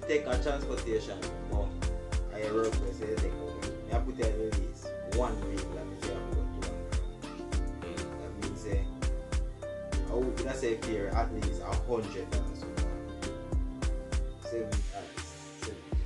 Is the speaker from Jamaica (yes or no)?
yes; Jamaica; Me as a Jamaican